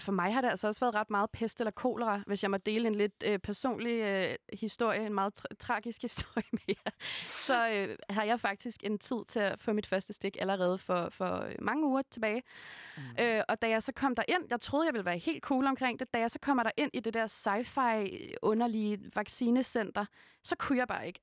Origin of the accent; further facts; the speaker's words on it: Hundested, Capital Region of Denmark, Denmark; jeg gik på en meget, meget provinciel folkeskole, øh, der hvor jeg kommer fra, i Hundested